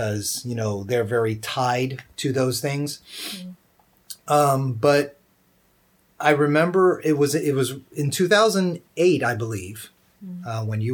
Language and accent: English; United States; also born or lived in Georgia; even though my ancestry was from Puerto Rico, in America, I grew up like all American kids, and I consider myself more American than I do Puerto Rican